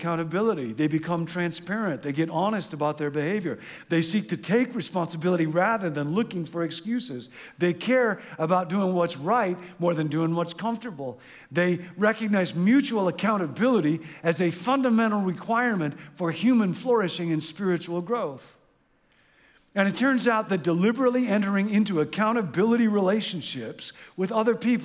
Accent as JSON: {"language": "English", "region": "Midwest", "country": "United States", "tie": "born or raised there", "said": "I grew up in the Midwest"}